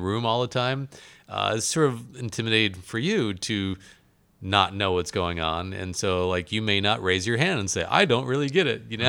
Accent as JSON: {"language": "English", "region": "Alaska", "country": "United States", "tie": "born or raised there", "said": "I was born in Alaska"}